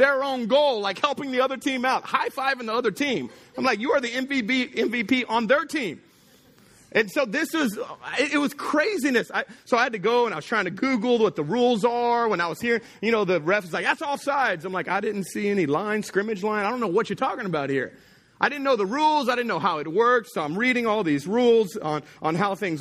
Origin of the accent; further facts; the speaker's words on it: Texas, United States; now in Louisiana, United States; I grew up in Texas